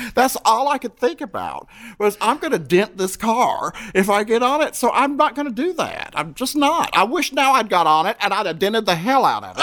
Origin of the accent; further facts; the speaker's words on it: Fayetteville, North Carolina, United States; moved away as an adult; also born or lived in Louisville, Kentucky; Miss Fayetteville, my hometown